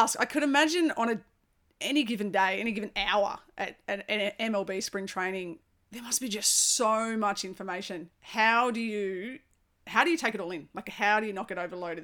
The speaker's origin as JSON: {"language": "English", "country": "Australia", "said": "as an Aussie"}